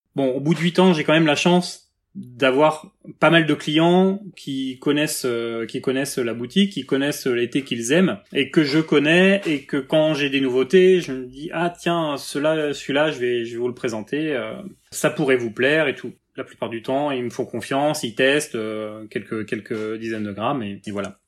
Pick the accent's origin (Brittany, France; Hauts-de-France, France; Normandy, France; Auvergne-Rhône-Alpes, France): Brittany, France; Rennes; also born or lived in Quimper; je suis rennais, euh, déjà. Enfin, je suis né à Quimper, mais euh, j'ai grandi à Rennes